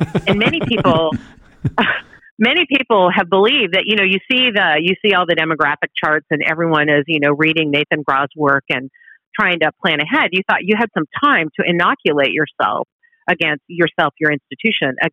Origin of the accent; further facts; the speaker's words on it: outside of Seattle, Washington, United States; moved away; also born or lived in Oregon; I'm originally from the West Coast. I grew up outside of Seattle.